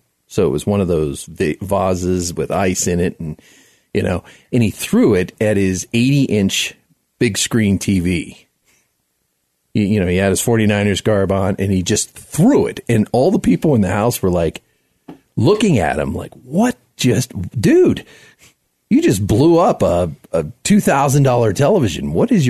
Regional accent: South Florida, United States; now in Denver, United States; Denver, because I live here, right? You know, even though I grew up in South Florida

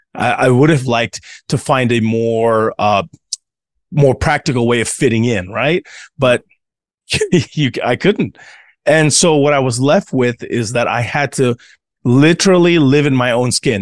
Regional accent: United States; also born or lived in Tonga; growing up in the American church

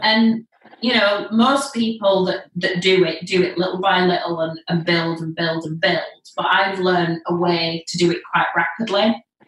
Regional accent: Leeds, Yorkshire and the Humber, United Kingdom; I'm from Leeds, live in Leeds still

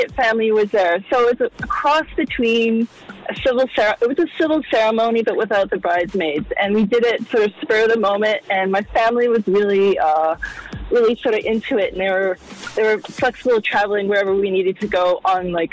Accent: Canada; moved away; I'm Canadian.

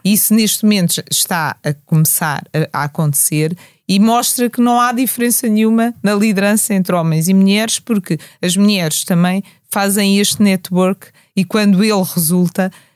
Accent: Portugal; nós nascemos em Portugal

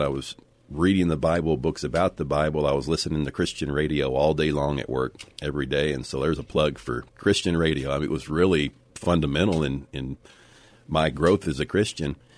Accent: United States; we have grown up in America where there has been religious freedom

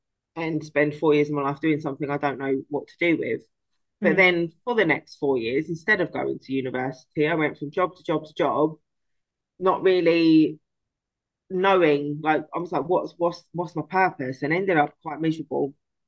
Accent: London, United Kingdom; born there; My dad told me recently that I am actually a Cockney because I was born in Guy's Hospital

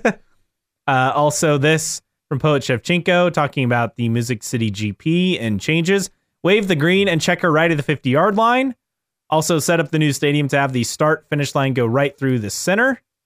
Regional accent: Westfield, Indiana, United States; my hometown of Westfield, Indiana

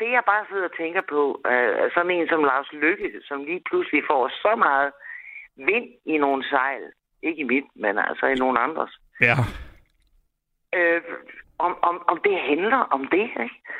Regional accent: Denmark; jeg var dansker.

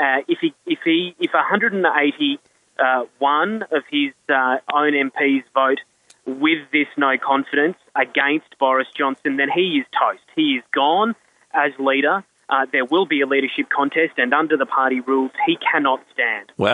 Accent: Australia; now in United Kingdom; I, as an Australian

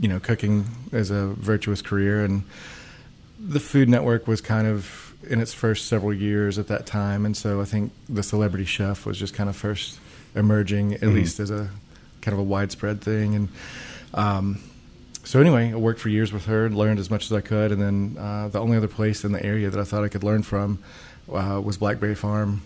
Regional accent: Kodak, Tennessee, United States; I grew up in Kodak

